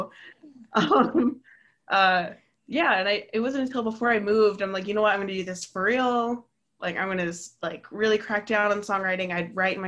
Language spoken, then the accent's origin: English; Nebraska, United States; moved away as an adult; now in Chicago, United States; I grew up in Nebraska. Got off of Nebraska. Moved to Chicago like a couple years now, a couple years ago